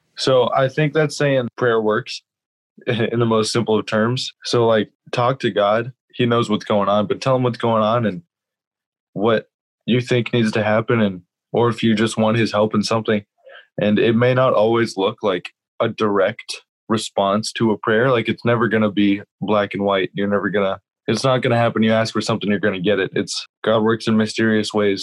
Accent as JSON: {"language": "English", "town": "Encinitas", "region": "California", "country": "United States", "tie": "born or raised there", "also_born_or_lived": "Grand Rapids, Michigan", "said": "I am from Encinitas, California. I actually grew up in this church"}